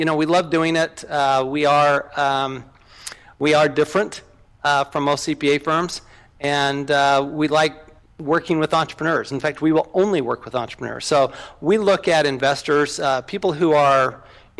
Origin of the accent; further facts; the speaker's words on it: Salt Lake City, Utah, United States; I grew up in Salt Lake City, Utah